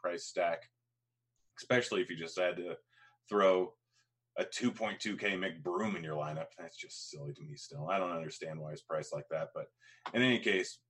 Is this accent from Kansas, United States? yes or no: no; Washington, United States; accent: Washington State; my accent, which is a Washington State accent.